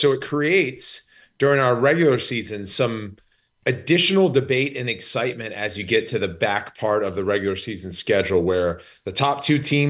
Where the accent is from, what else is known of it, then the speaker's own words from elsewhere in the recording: Maryland, United States; my hometown and home state